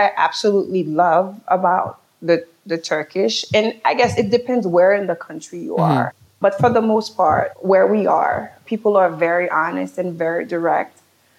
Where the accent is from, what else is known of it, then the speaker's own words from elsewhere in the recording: New York City, New York, United States; also born or lived in Haiti; being born in Haiti and growing up in New York City.